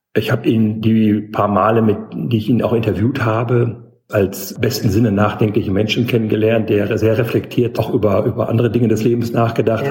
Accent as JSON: {"language": "German", "town": "Ostbevern", "region": "North Rhine-Westphalia", "country": "Germany", "tie": "born or raised there", "also_born_or_lived": "Telgte", "moved": "as an adult", "lives_now": "Zeuthen, Germany", "said": "ich bin da mal in Ostbevern geboren. Das ist bei Münster in Nordrhein-Westfalen und dort auch aufgewachsen, zur Schule gegangen"}